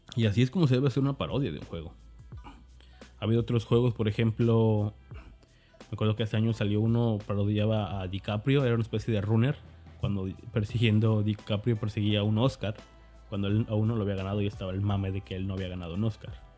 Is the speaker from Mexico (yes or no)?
yes; Mexico; me considero un desarrollador mexicano, obviamente porque soy de México